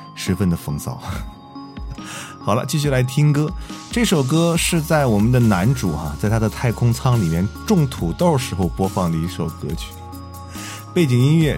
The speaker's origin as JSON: {"language": "Chinese", "country": "China", "said": "还是我们中国人在营救中起了多大的作用，"}